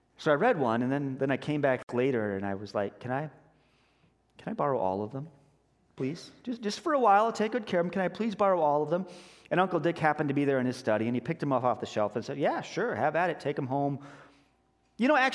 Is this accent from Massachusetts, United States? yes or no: no; Denver, Colorado, United States; I grew up in Denver